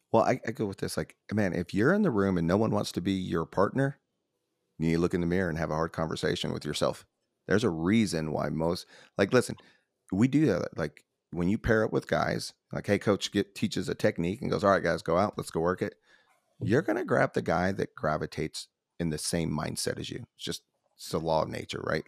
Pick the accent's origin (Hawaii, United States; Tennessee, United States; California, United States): Tennessee, United States; Nashville; I'm from Nashville